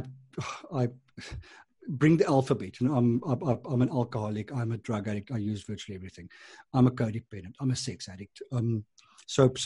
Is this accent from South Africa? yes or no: yes; Transvaal, South Africa; moved away as an adult; now in Cape Town, South Africa; I was from Transvaal